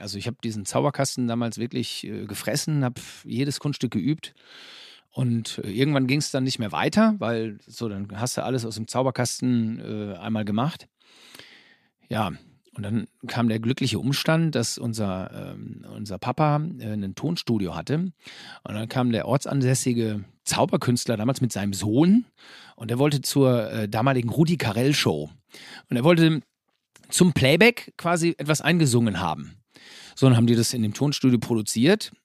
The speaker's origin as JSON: {"language": "German", "town": "Herford", "region": "North Rhine-Westphalia", "country": "Germany", "tie": "born or raised there", "lives_now": "Bünde, Germany", "said": "derzeit leben wir in Bünde. Das ist also ganz unweit äh, von Herford. Aber wir sind gebürtige Herforder"}